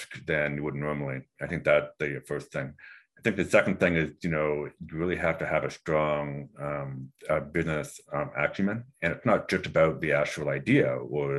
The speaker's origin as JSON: {"language": "English", "town": "Vancouver", "region": "British Columbia", "country": "Canada", "moved": "yes", "said": "I'm from Vancouver originally, so I went to SCaleHR School of Business in British Columbia"}